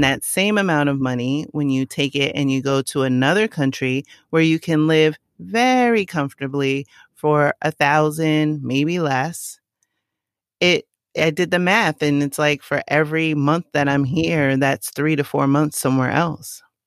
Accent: New York City, New York, United States; I grew up in the Bronx. I'm from the Boogie Down.

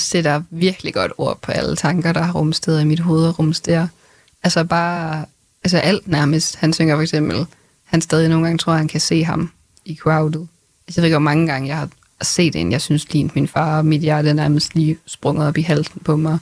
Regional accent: Grenaa, Central Denmark Region, Denmark; Greno, hvor jeg kommer fra

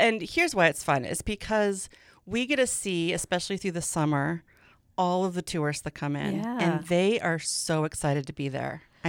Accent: Great Falls, Montana, United States; moved away; I was born here in Great Falls.

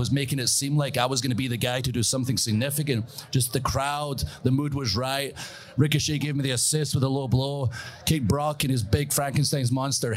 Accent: Scotland, United Kingdom; I'm Scottish

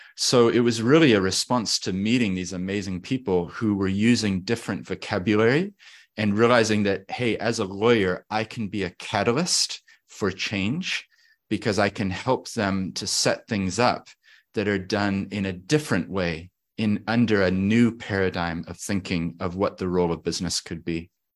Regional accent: Christchurch, Canterbury, New Zealand; also born or lived in Papakaio, Otago; We moved to Christchurch, Otatahi. So I grew up here in the South Island in Otatahi.

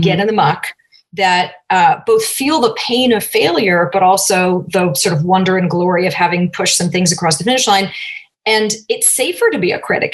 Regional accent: Cambridge, Massachusetts, United States; moved away as an adult; also born or lived in south of France / Oakland, California; I grew up in Cambridge, Massachusetts.

